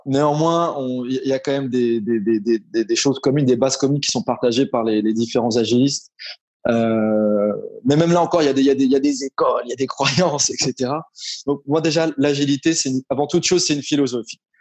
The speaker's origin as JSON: {"language": "French", "town": "Paris", "region": "Île-de-France", "country": "France", "tie": "born or raised there", "moved": "as an adult", "lives_now": "Morocco", "said": "j'ai grandi à Paris, en région parisienne"}